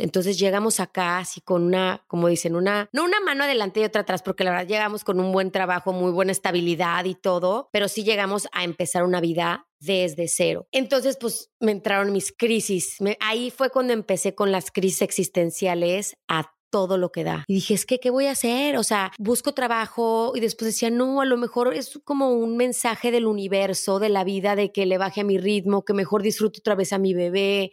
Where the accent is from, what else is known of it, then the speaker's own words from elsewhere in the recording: León, Guanajuato, Mexico; Yo soy de León, Guanajuato.